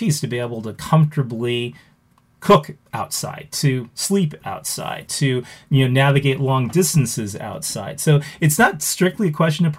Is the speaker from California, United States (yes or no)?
yes; Los Angeles, California, United States; now in Wisconsin, United States; I grew up in Los Angeles.